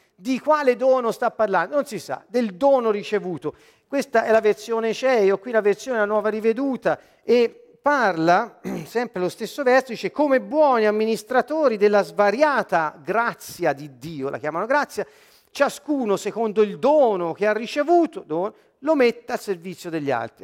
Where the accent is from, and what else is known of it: Siena, Tuscany, Italy